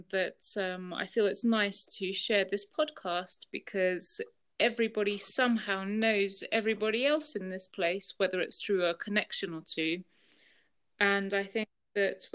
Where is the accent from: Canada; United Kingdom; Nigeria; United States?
United Kingdom; moved away as an adult; also born or lived in Russia; now in Andorra; with my parents, we moved over to the UK, where I then spent a good 23 years